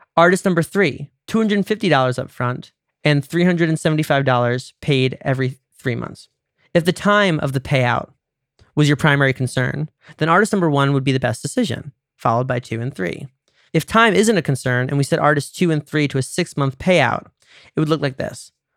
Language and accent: English; United States; I'm American